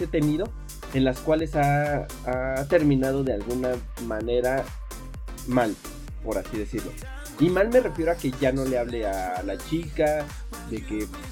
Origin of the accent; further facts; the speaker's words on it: Mexico; en México